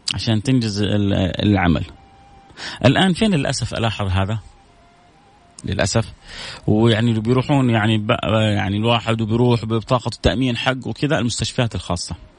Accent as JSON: {"language": "Arabic", "country": "Saudi Arabia", "said": "احنا كذلك يعني كسعوديين"}